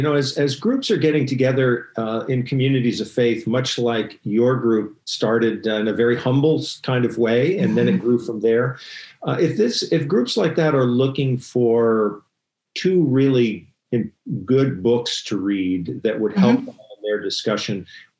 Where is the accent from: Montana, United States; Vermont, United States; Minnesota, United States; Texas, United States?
Vermont, United States; I'm calling back on personal experience a little bit. I grew up